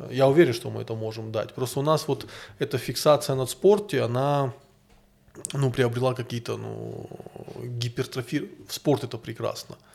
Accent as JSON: {"language": "Russian", "region": "North Caucasus", "country": "Russia", "said": "Такое ощущение, будто бы мы, кавказцы, не можем дать миру ничего, кроме своей хорошей физиологии."}